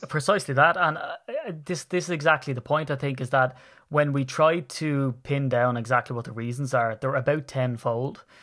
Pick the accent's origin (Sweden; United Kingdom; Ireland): Ireland; I'm Irish